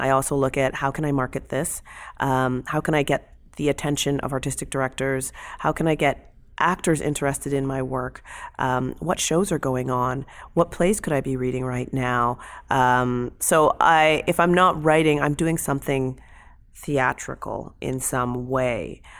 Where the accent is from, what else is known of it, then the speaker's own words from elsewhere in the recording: London, Ontario, Canada; I'm from London, Ontario